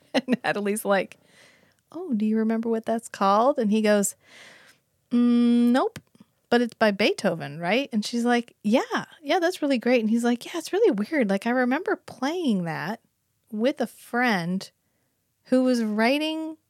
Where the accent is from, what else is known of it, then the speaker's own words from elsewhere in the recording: United States; I'm from America, I am American